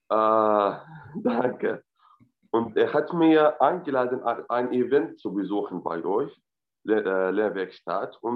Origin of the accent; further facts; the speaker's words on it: Syria; German is a second language; moved away as an adult; also born or lived in Lebanon / Jordan; now in Germany; ich komme aus Syrien, ich habe in Libanon Politikwissenschaft studiert.